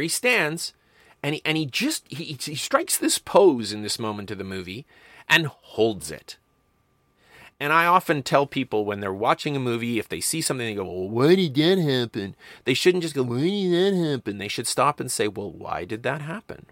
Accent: Medicine Hat, Alberta, Canada; I grew up in Medicine Hat, Alberta, which was at one point the video capital of Canada.

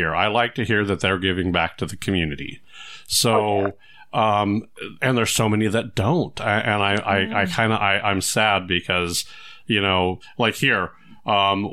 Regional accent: California, United States; I grew up in California

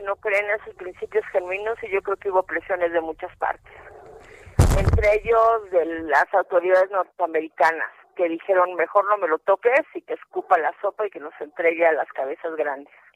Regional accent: Mexico; mi abuelito era polaco, pero yo soy mexicana.

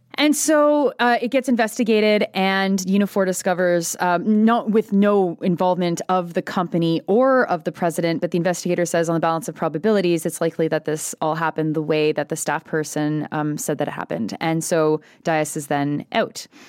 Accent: Quebec, Canada; I come from Quebec

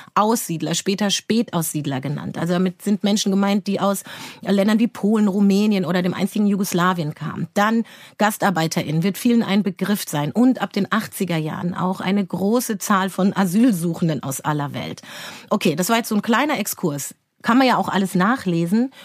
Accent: Frankfurt, Hesse, Germany; komm von hier aus Frankfurt

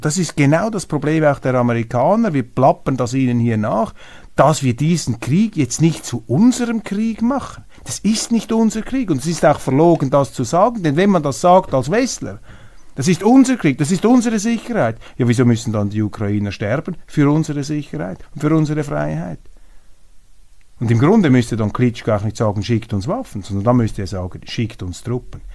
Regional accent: Switzerland; als Schweizer Patriot

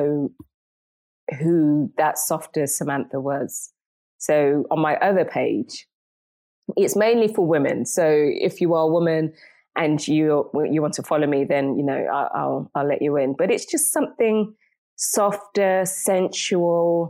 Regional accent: England, United Kingdom; also born or lived in Jamaica; now in Istanbul, Turkey; Inglaterra, English

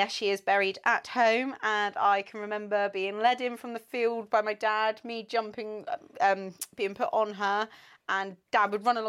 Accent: Truro, South West England, United Kingdom; I'm 29. I'm also Truro in Cornwall

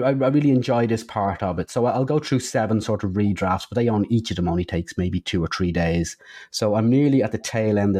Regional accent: Dublin, Leinster, Ireland; moved away; back in my hometown of Dublin

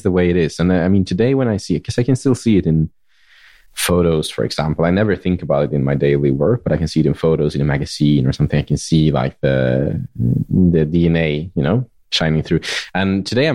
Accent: Jämtland, Sweden; moved away; also born or lived in Stockholm / Paris; I grew up there.

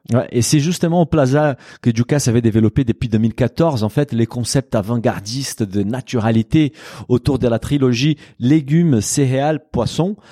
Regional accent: Brazil; moved away; Au Brésil, mon pays d'origine

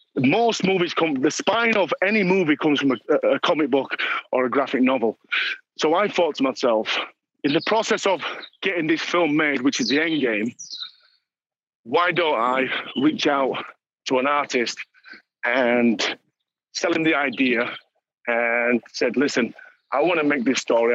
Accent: Dewsbury, Yorkshire and the Humber, United Kingdom; me growing up in Dewsbury

